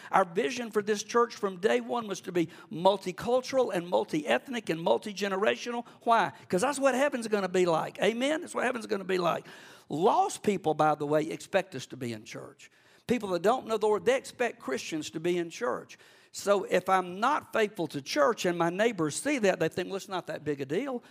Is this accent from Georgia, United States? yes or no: yes; Cordele, Georgia, United States; also born or lived in Athens, Georgia; I grew up in Cordill in South Georgia